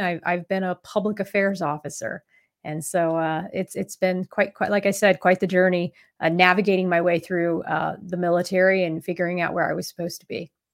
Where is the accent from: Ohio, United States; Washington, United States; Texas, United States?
Ohio, United States; Columbus; moved away as an adult; I joined the Navy out of Columbus, Ohio